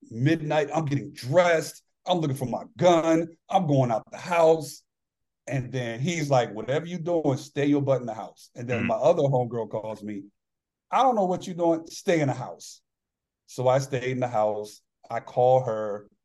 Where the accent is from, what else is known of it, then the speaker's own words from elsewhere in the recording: New York, United States; moved away; I'm originally from New York and a lot, oh, yeah. a lot of Italian friends